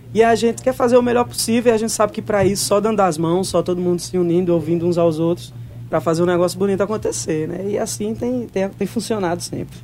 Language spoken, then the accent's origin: Portuguese; Campina Grande, Paraíba, Brazil; moved away as an adult; now in João Pessoa, Brazil; Eu que sou de Campina Grande, nasci, me criei ali dentro daquele São João